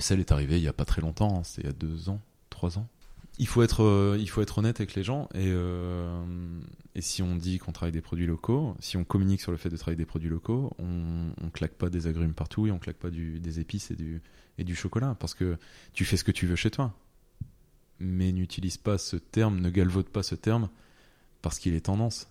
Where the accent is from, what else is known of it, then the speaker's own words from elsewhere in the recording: French Flanders, Hauts-de-France, France; j'ai toujours été fier de venir euh, de la Flandre